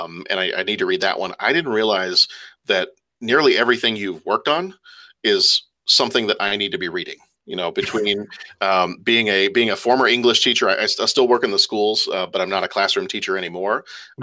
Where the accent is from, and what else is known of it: Lake Forest, Illinois, United States; born or raised there; also born or lived in England